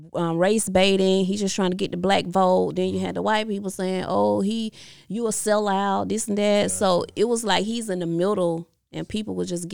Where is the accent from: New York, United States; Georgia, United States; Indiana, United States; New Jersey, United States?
Georgia, United States; Geneva; I love Geneva. I love my hometown.